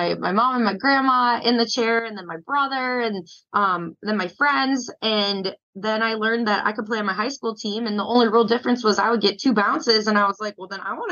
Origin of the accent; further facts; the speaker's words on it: Port Washington, Wisconsin, United States; now in Arizona, United States; I grew up like in Port Washington, just north of Milwaukee